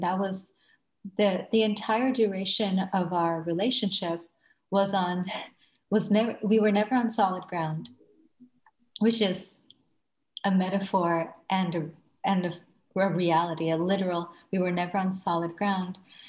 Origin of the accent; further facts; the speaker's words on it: Thailand; moved away as an adult; also born or lived in Bangladesh; now in United States; I was born in Bangladesh and raised in Thailand, and I graduated from the International School of Bangkok and immigrated to the United States as a student.